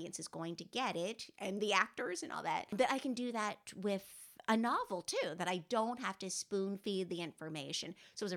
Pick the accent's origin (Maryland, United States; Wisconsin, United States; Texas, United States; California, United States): Maryland, United States; the Maryland part, by the way, is very much inspired by my hometown where I grew up